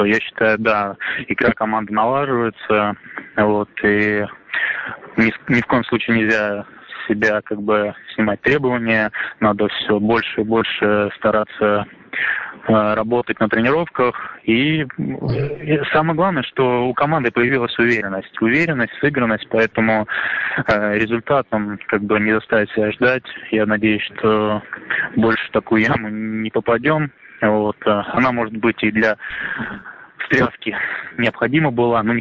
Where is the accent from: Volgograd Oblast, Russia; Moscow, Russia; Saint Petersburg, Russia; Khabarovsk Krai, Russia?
Volgograd Oblast, Russia; Volgograd; born there; Я родился в Волгограде, играл, э, э, учился в Роторе, закончил эту школу.